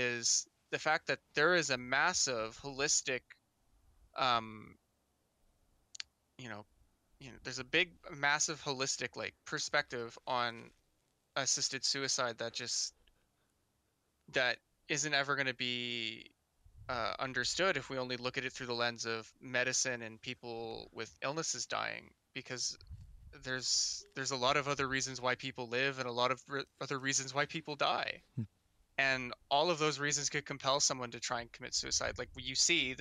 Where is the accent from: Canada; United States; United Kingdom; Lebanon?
Canada; I live in Canada